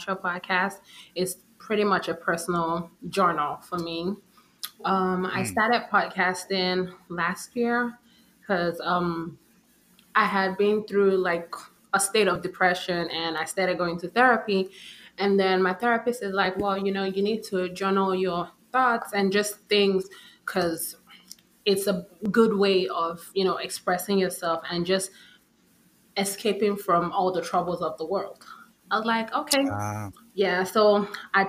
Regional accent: Nigeria; moved away; I went back home because I'm originally Nigerian

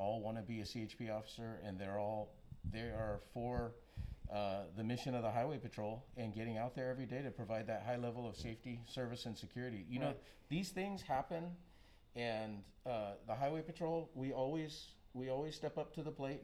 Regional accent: Hawaii, United States; also born or lived in Oahu / Maui / Big Island; now in Santa Cruz, United States; Born and raised in Hawaii

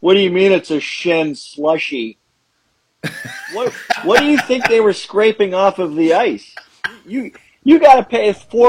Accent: Tampa, Florida, United States; I grew up in Tampa.

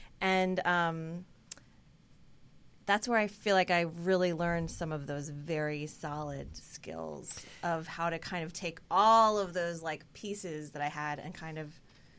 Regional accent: New Jersey, United States; moved away as an adult; also born or lived in New York; From New Jersey.

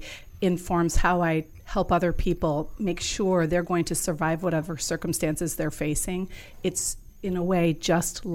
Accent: Hinsdale, Illinois, United States; Chicago, a little town 50 miles southwest, Hinsdale, Illinois

